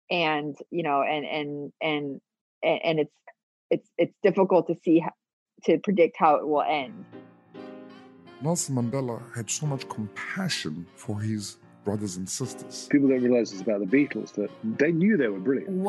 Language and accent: English; Hong Kong; born there; I was born in Hong Kong, so it's and I'm a permanent resident there